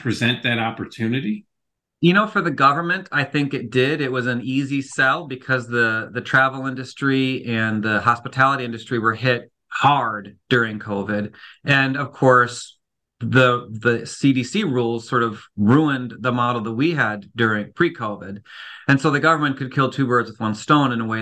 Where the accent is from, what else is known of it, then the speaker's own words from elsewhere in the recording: Cleveland, Ohio, United States; moved away; I'm from Cleveland